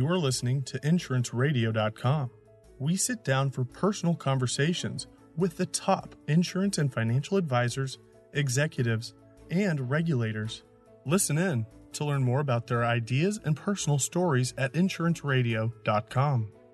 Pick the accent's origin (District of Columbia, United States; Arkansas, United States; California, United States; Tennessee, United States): Arkansas, United States; Jacksonville; also born or lived in Little Rock, Arkansas; My hometown was Jacksonville, Arkansas, which is about 30 miles north of Little Rock. Um, grew up there. I was born in Little Rock